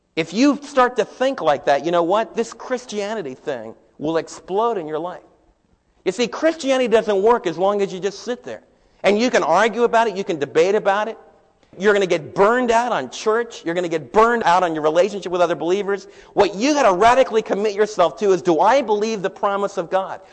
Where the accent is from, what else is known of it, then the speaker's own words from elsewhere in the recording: New York, United States; moved away as an adult; now in Midlothian, Texas, United States; And here I was from New York.